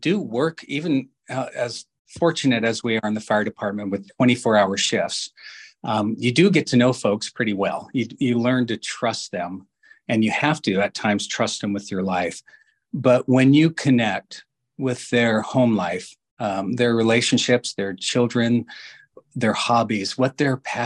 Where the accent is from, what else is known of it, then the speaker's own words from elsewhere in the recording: Renton, Washington, United States; growing up in Renton